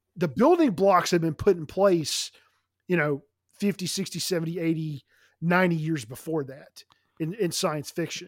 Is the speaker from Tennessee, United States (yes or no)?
yes; Nashville, Tennessee, United States; moved away; I'm originally from Nashville